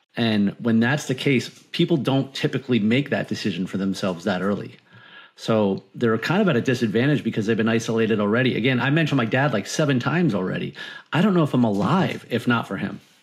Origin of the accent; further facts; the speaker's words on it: Martha's Vineyard, Massachusetts, United States; moved away as an adult; now in Florida, United States; I grew up on Martha's Vineyard